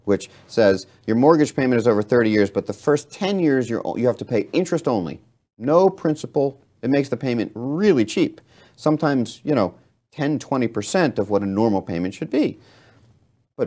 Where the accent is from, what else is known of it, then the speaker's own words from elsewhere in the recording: Philadelphia, Pennsylvania, United States; now in Florida, United States; growing up in Philadelphia